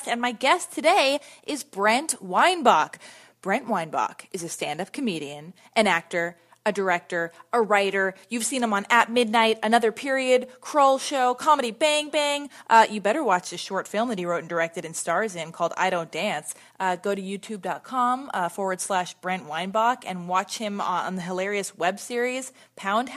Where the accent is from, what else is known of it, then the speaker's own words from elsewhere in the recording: Los Angeles, California, United States; we both were born and raised in Los Angeles